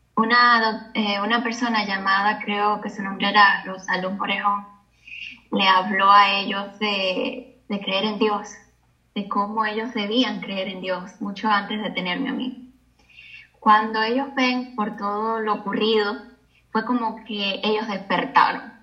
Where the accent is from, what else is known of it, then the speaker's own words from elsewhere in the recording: Cuba; yo nací en Cuba